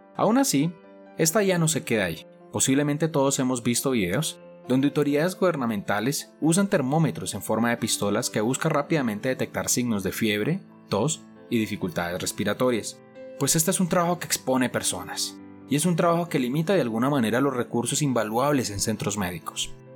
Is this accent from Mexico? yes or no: no; Colombia; en mi país, Colombia